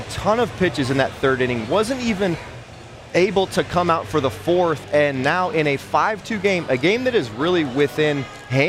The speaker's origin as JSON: {"language": "English", "country": "United States", "said": "as an American"}